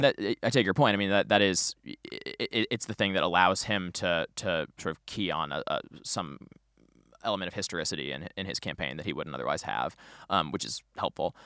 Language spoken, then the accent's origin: English; St. Louis, Missouri, United States; I'm from Saint Louis